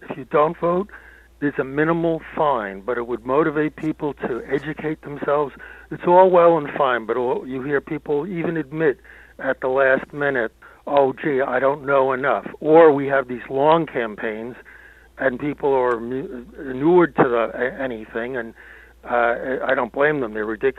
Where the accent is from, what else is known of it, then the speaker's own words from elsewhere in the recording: Hudson County, New Jersey, United States; I grew up in Hudson County where there was one party, the Democratic Party, but there were two very active factions.